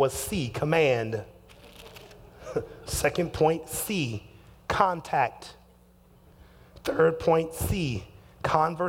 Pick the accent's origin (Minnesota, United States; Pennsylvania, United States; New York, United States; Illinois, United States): Illinois, United States; Chicago; also born or lived in Detroit, Michigan; now in Seattle, United States; I was born in Detroit, raised in Chicago